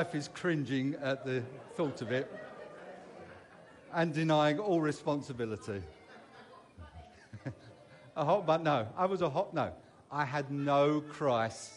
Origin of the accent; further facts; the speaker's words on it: London, United Kingdom; moved away as an adult; now in Derbyshire, United Kingdom; As you can tell, I am not from Derbyshire by my accent. I was brought up in southeast London. Some people will know the wonderful area of Sydenham